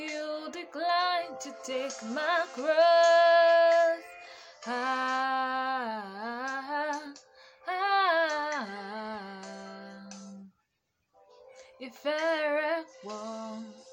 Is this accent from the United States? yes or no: no; Nigeria; I am a Nigerian